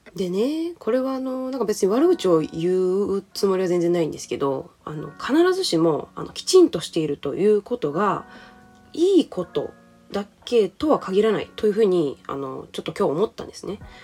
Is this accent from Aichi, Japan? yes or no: yes; Aichi, Japan; moved away as an adult; also born or lived in United States; now in Okinawa, Japan; 愛知県出身で生まれ育った